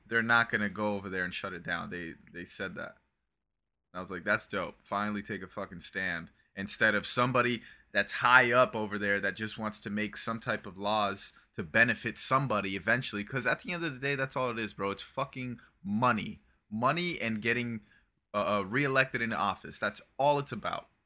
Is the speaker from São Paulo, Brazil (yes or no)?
no; Criciúma, Santa Catarina, Brazil; moved away; I was raised in Criciúma, and that's a city in southern Brazil.